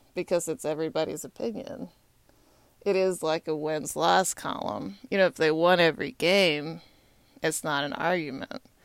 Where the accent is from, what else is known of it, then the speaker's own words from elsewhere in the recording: Texas, United States; now in Washington, D.C., United States; I'm from Texas